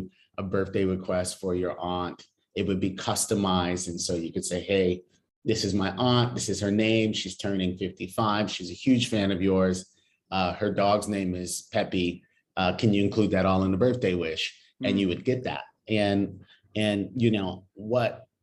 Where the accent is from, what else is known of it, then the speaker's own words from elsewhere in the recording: Los Angeles, California, United States; moved away as an adult; now in India; I am from Los Angeles, California